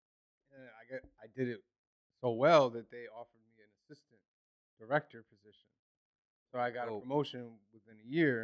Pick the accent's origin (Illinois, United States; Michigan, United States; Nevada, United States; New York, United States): New York, United States; Newburgh; I was born and raised in Newburgh